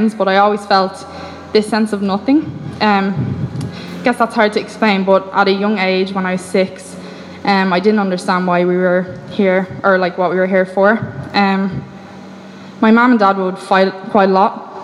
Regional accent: Ireland; I grew up in Ireland

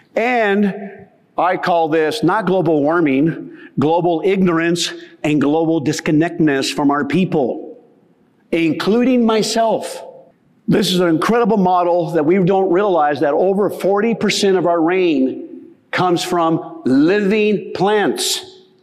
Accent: the West, United States; growing up in the West

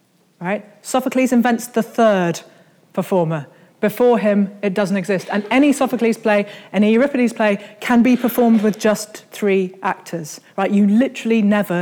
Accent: Birmingham, West Midlands, United Kingdom; I grew up in Birmingham, which is as far from the sea as you can possibly get and still be, in Britain.

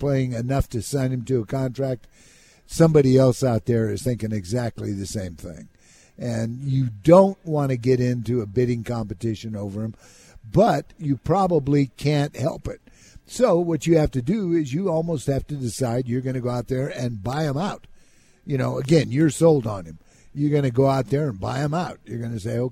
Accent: California, United States; moved away; also born or lived in Minnesota; growing up in California

